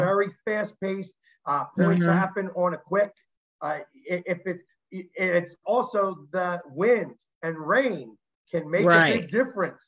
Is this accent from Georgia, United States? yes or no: no; Delaware County, Philadelphia area, Pennsylvania, United States; also born or lived in Overbrook, Philadelphia; I've lived in Delco since I was 4 years old